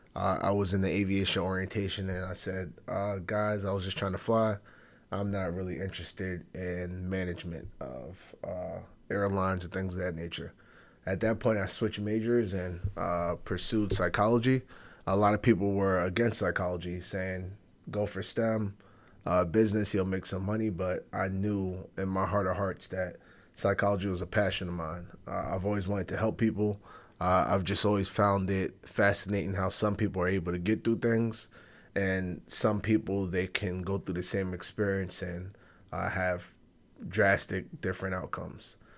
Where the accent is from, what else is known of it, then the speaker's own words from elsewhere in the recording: New York City, New York, United States; growing up on Fordham